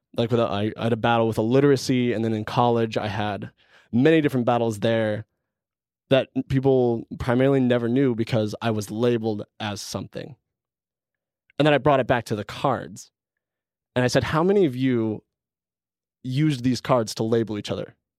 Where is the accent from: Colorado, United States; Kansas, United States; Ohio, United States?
Colorado, United States; moved away as an adult; also born or lived in Canada; I'm originally from Colorado